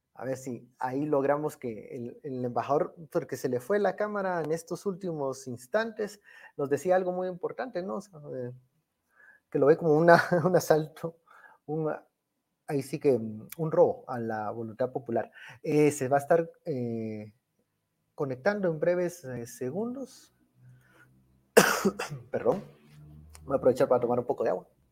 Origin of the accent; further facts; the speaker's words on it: Guatemala; como decimos aquí en Guatemala